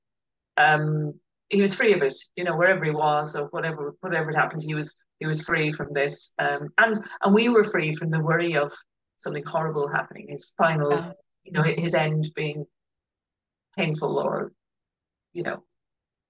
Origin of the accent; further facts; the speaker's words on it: Ireland; now in United Kingdom; we're very Irish